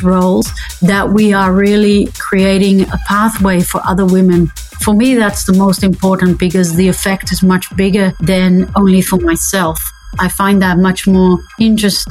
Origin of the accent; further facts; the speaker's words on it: Netherlands; I'm from the Netherlands